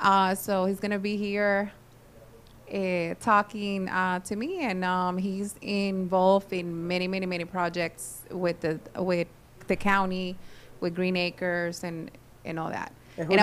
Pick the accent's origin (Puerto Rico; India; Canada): Puerto Rico; we're from Puerto Rico.